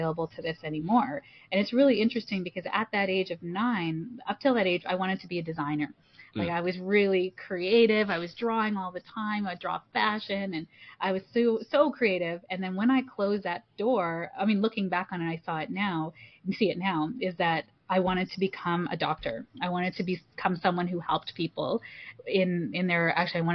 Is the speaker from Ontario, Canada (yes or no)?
yes; Toronto, Ontario, Canada; I'm first generation Canadian. And my parents are, my mom's from Malaysia and my dad's from India. And so coming here and being first generation Canadian, I was born in Toronto